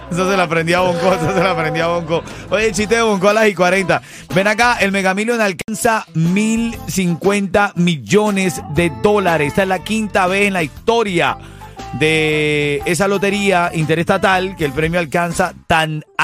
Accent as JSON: {"language": "Spanish", "country": "Venezuela", "moved": "yes", "lives_now": "United States", "said": "ya nosotros somos norteamericanos. Sí, eh, Venezolanos"}